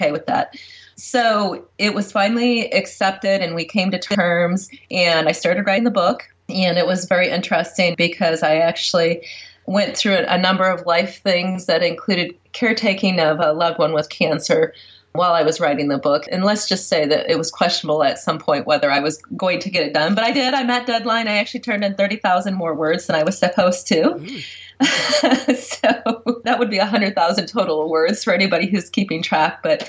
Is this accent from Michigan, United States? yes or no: yes; Michigan, United States; my home state of Michigan